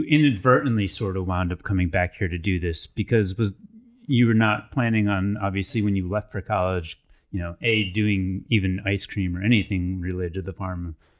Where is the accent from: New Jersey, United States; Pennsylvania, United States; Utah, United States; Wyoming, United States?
New Jersey, United States; Fredon; I grew up in Fredon. And when I was growing up, it was primarily the apple orchard